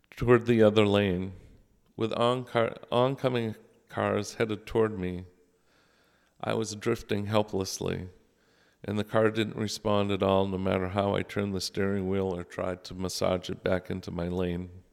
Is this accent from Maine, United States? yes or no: yes; South Paris, Maine, United States; also born or lived in Falmouth, Maine; I grew up in the Lutheran Church, first in Falmouth, Maine, where my parents met Joe and Natalie Hackinson, and later in South Paris